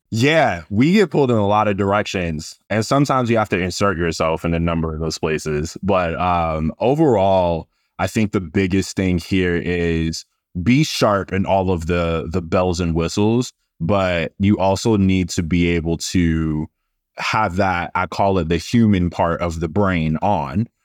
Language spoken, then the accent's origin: English; Boston, Massachusetts, United States; I'm a Boston kid. I'm from Massachusetts